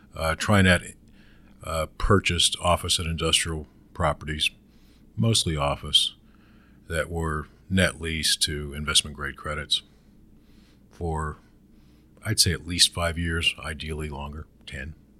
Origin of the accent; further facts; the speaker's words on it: Pittsburgh, Pennsylvania, United States; I grew up in Western Pennsylvania